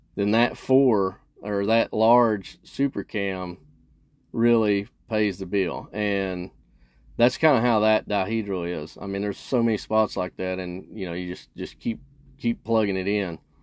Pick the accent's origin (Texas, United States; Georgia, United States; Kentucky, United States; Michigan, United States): Kentucky, United States; here in Kentucky and my home state